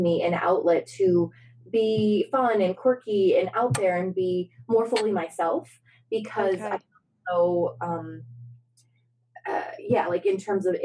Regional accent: St. Louis, Missouri, United States; also born or lived in Hunan, China / upstate New York; we moved to St. Louis. And St. Louis, yeah, it was interesting because that's where I consider my hometown

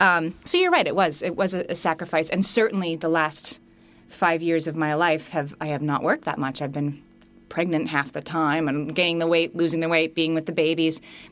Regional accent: Scranton, Pennsylvania, United States; When I was growing up in Scranton, Pennsylvania, my mother signed me up for the nursery school on the corner and walked me over there the first day.

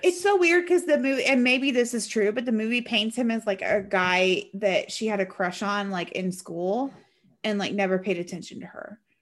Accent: Washington, United States; I'm from Washington

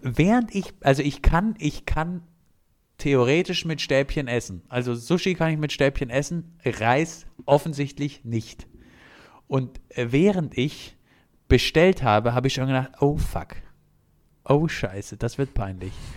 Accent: Bavaria, Germany; Gerade als Bayer

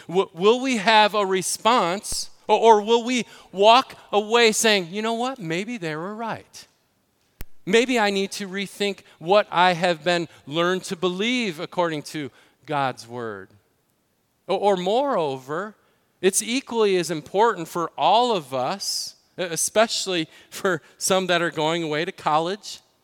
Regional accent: Illinois, United States; in Illinois, my home state

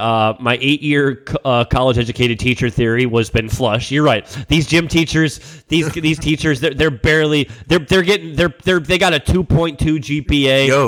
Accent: St. Petersburg, Florida, United States; born or raised there

